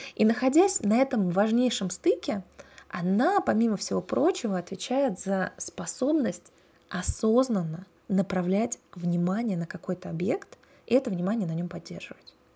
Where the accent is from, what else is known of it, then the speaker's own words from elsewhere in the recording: Russia; я выросла в России